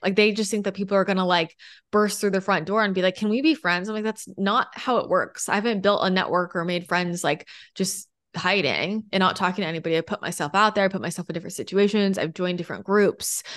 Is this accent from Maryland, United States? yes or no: no; California, United States; also born or lived in Los Angeles / San Diego; I grew up in California